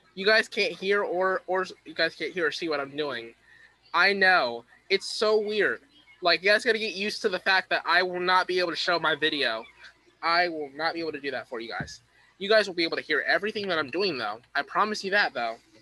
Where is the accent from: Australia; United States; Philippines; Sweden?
United States; East Coast; I am from the East Coast.